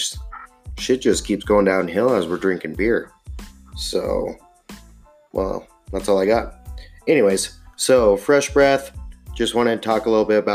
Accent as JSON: {"language": "English", "region": "Montana", "country": "United States", "tie": "born or raised there", "said": "I am born and raised in Montana"}